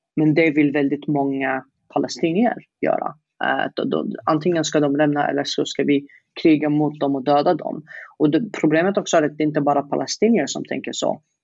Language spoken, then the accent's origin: Swedish; Yemen; Swedish is a second language; moved away as an adult; now in Sweden; att sitta i Yemen i 20 år